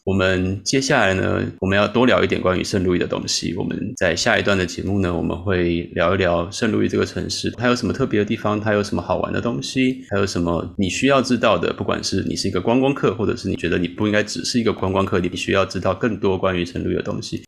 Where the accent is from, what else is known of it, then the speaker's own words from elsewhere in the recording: Taiwan; moved away as an adult; also born or lived in St. Louis, United States; now in Chicago, United States; 我们过去在台湾长大